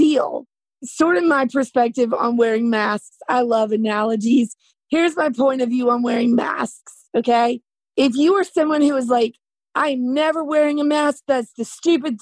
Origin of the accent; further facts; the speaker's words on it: the South, United States; accent: Southern; I'm from the South my whole life